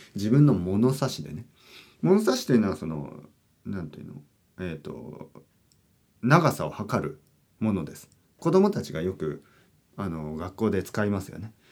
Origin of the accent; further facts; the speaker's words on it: Kyushu, Oita, Japan; now in Tokyo, Japan; 僕の出身の九州大分大分県ですね